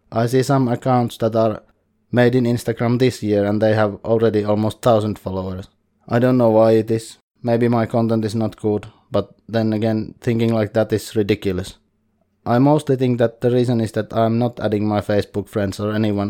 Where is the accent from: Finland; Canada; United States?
Finland; English is a second language; I'm from Finland and I can do some coverage in Finnish